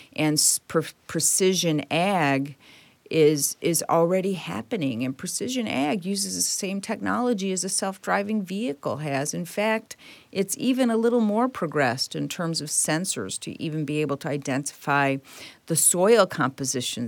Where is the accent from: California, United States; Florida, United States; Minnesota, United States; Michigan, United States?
Michigan, United States; Detroit; I was born and raised in Detroit